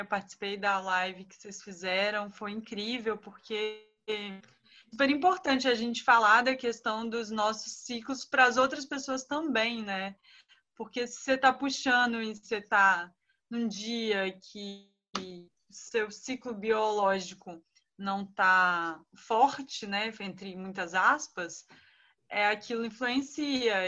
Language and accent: Portuguese; Espírito Santo, Brazil; Eu sou capixaba, estou em Vitória